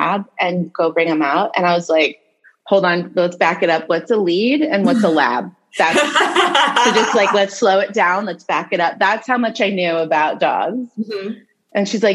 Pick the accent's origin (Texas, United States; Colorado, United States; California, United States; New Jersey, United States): California, United States; Los Angeles; I grew up in the San Fernando Valley, which is a small part of Los Angeles.